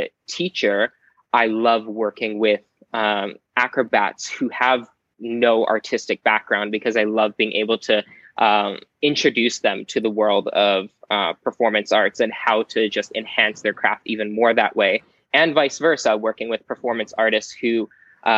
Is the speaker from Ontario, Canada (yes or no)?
no; Vancouver, British Columbia, Canada; I'm from Vancouver, Canada, not Washington